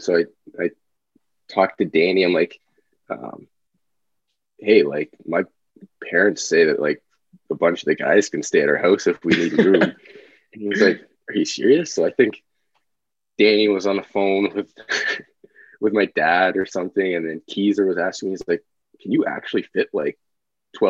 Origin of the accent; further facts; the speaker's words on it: Owen Sound, Ontario, Canada; Owen Sound is my hometown